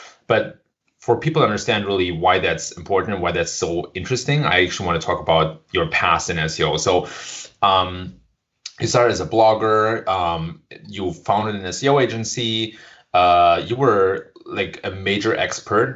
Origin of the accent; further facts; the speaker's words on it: Germany; now in Bay Area, United States; we're both from Germany